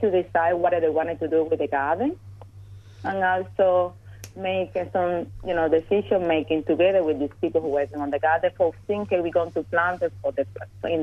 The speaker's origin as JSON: {"language": "English", "country": "Cuba", "tie": "born or raised there", "moved": "yes", "lives_now": "Australia", "said": "I was growing up in Cuba."}